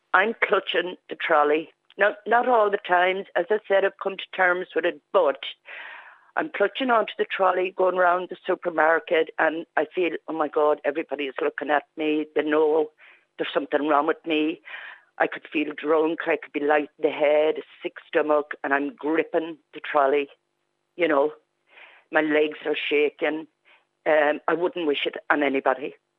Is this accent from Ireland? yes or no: yes; Clara, Leinster, Ireland; now in County Donegal, Ireland; I'm not a Donegal woman. I'm from the Midlands originally. I'm from Clara, County Offaly.